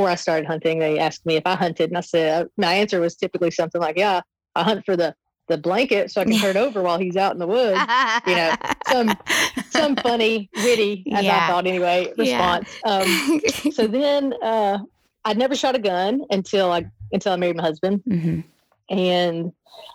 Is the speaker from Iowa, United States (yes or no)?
no; Southeast Tennessee, United States; I grew up in Southeast Tennessee, so I grew up seeing those mountains my whole life